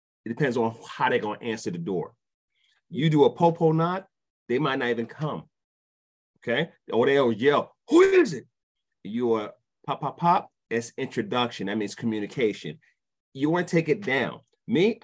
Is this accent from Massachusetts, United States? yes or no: no; New York City, New York, United States; also born or lived in DeKalb County, Georgia; now in Georgia, United States; I'm from Brooklyn